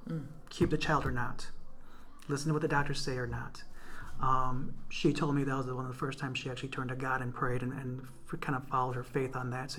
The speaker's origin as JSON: {"language": "English", "town": "Waukegan", "region": "Illinois", "country": "United States", "tie": "born or raised there", "also_born_or_lived": "Urbana-Champaign, Illinois", "said": "I was born in Waukegan. I'm actually a second generation Waukeganite."}